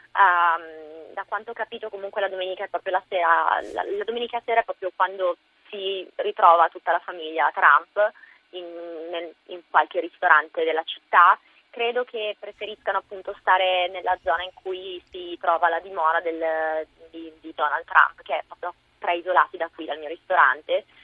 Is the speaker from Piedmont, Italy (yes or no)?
yes; Biella, Piedmont, Italy; moved away as an adult; also born or lived in Milan, Italy / London, United Kingdom / Florida, United States; now in New York, United States; io, essendo biellese